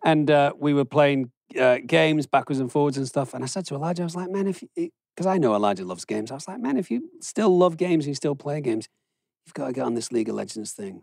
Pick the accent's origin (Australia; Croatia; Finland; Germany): Germany; now in United States; I grew up in Germany where they do centigrade, and then I had to move to the United States where they do Fahrenheit